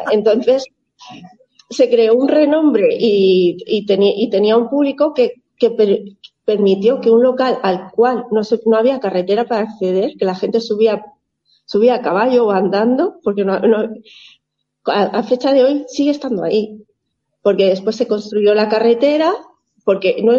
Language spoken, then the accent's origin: Spanish; Zaragoza, Aragon, Spain; now in Bielsa, Spain; mi, marido y yo somos eh, una pareja que vinimos de Zaragoza con nuestros tres pequeños, fuimos a parar a Bielsa